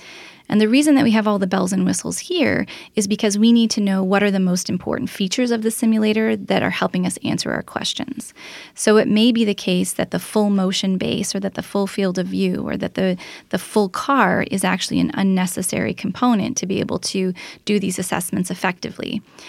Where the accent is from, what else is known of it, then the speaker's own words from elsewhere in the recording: Toronto, Ontario, Canada; But I wanted to come home. I'm from the Toronto area. I wanted to be close to my family.